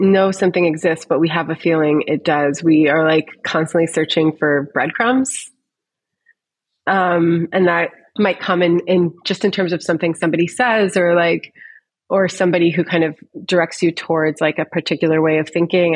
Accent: Syracuse, New York, United States; moved away; I'm from Syracuse originally

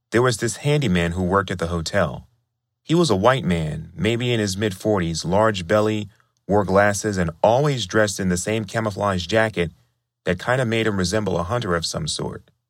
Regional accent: California, United States; I'm from California

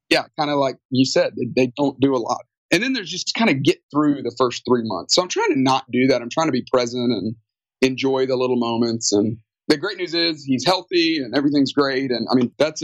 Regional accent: Tuscaloosa, Alabama, United States; moved away as an adult; also born or lived in Atlanta, Georgia; I grew up in Alabama, Tuscaloosa, Alabama, home of the University of Alabama

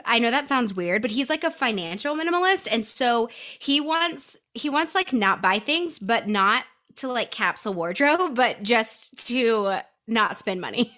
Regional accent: Nashville, Tennessee, United States; now in Denver, United States; I grew up in Nashville. So I grew up in the Southeast, but I currently reside in Denver, Colorado

